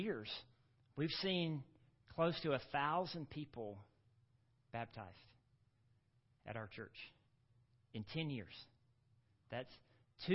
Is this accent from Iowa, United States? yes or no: no; Gulfport, Mississippi, United States; moved away; I grew up on the Mississippi Gulf Coast, down in Gulfport, Mississippi.